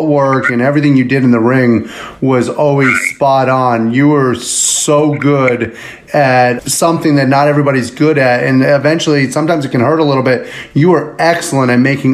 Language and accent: English; Sarasota, Florida, United States; I'm from Sarasota originally